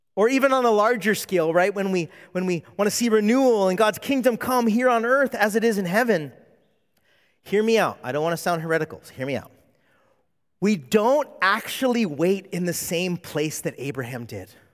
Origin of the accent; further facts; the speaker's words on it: California, United States; moved away as an adult; now in Hawaii, United States; I'm not from Hawaii, I'm from California